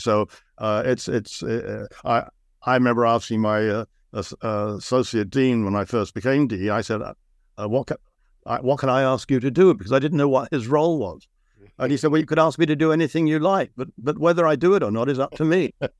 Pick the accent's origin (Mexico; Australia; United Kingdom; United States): United Kingdom; London; moved away as an adult; now in Canada; I came over to Canada from Britain to study at UBC, and I was really struck by how beautiful the environment was. I had grown up in London, a London suburb in the UK, so the contrast was enormous.